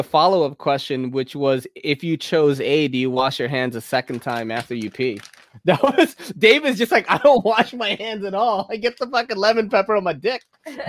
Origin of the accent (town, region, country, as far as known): New York City, New York, United States; born or raised there